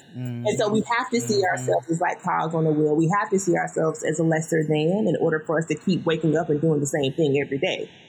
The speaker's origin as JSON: {"language": "English", "region": "the South", "country": "United States"}